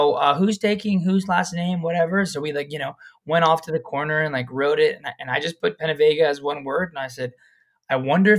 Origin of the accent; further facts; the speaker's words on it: Florida, United States; now in Maui, United States; I'm from Florida. They took me to the beach of California